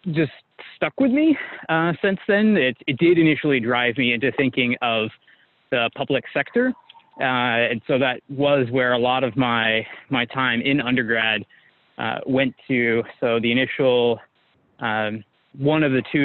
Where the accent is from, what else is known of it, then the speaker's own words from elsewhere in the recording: San Diego, California, United States; my growing up in San Diego, very beautiful area, part of the world